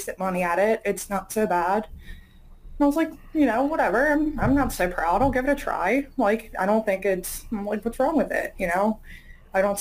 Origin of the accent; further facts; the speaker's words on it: Las Vegas, Nevada, United States; now in Philadelphia, United States; I'm actually from Las Vegas. So like shows and performances were a huge part of growing up